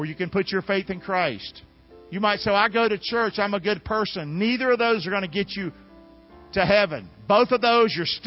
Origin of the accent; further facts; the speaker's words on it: Inglewood, California, United States; Grew up here in Inglewood